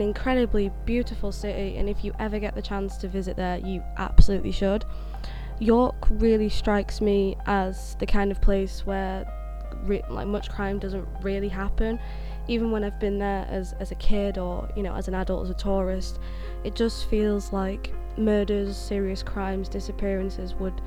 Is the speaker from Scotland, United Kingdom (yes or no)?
no; Sheffield, Yorkshire and the Humber, United Kingdom; I grew up in Sheffield